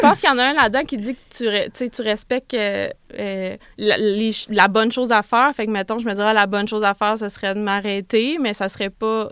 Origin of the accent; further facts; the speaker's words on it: Quebec City, Quebec, Canada; je suis de Québec